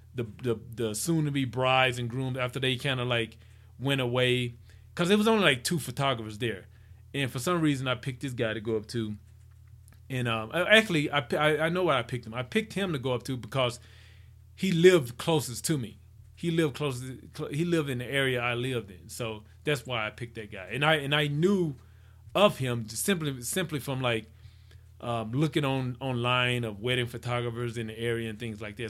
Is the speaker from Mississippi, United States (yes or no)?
yes; Mississippi, United States; I'm from Mississippi